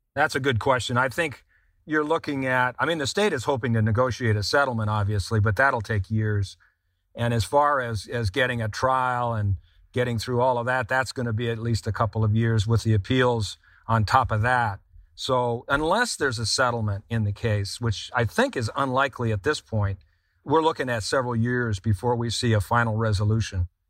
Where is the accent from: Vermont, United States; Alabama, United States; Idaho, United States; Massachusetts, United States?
Vermont, United States; Vermont, my home state of Vermont